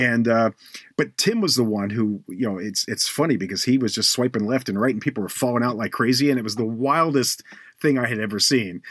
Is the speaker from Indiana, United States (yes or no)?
no; Baltimore, Maryland, United States; moved away; also born or lived in Cleveland; I, I grew up in Baltimore